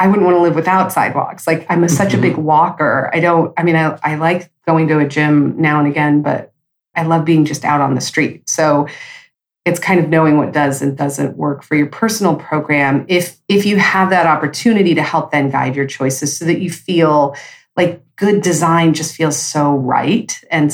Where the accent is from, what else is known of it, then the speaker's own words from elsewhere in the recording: California, United States; moved away; first generation Californians. Like, my parents moved out there from other states